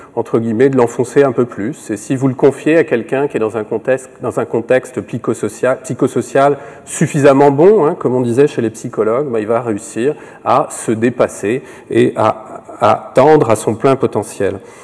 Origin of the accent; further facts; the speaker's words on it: France; also born or lived in Quebec; now in Canada; Je suis français d'origine, mais euh, québécois d'appartenance de, d'appartenance et de cœur depuis plus de 15 ans.